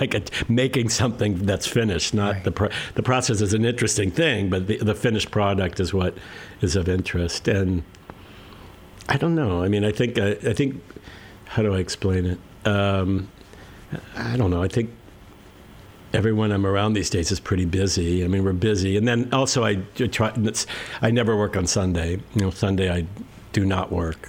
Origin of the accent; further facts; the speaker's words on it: Santa Monica, California, United States; also born or lived in Ocean Park / Westchester, Los Angeles; I'm originally from right here. I grew up